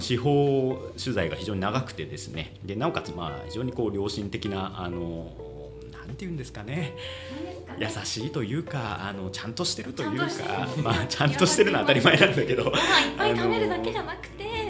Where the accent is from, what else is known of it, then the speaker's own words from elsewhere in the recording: Sasebo, Nagasaki, Japan; 私はあの生まれ育ちが佐世保の方なので